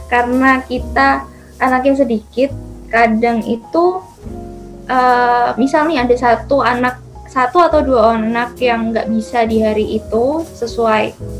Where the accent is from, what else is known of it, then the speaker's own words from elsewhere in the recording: East Java, Indonesia; aku kan asli Jawa Timur